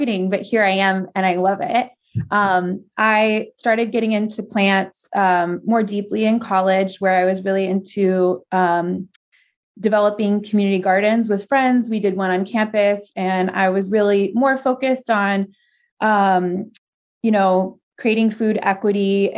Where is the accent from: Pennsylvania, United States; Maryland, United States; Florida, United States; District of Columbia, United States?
Florida, United States; moved away as an adult; also born or lived in Vermont / California; I'm from Florida, so originally there, and some in Vermont.